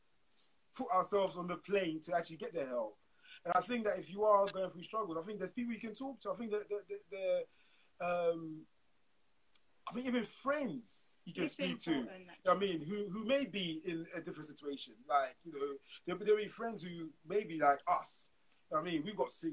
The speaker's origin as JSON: {"language": "English", "region": "London", "country": "United Kingdom", "tie": "born or raised there", "said": "we're all from the same end, we're all from Camden, so grew up in Camden as well"}